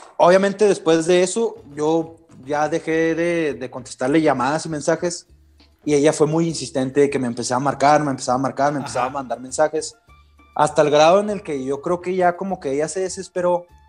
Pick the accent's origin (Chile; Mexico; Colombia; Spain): Mexico; yo no soy americano, o sea, yo soy mexicano